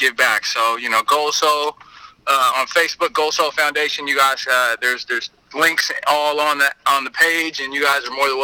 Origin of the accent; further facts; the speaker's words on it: Seattle, Washington, United States; also born or lived in Puyallup, Washington; I grew up in South Seattle and moved to Puyallup.